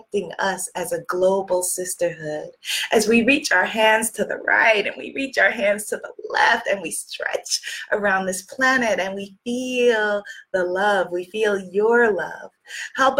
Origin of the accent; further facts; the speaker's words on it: New York, United States; I'm from New York